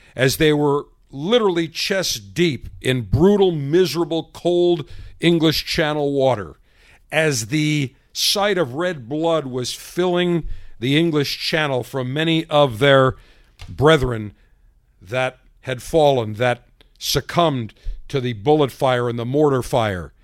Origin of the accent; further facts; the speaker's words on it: United States; as an American, as you and I as Americans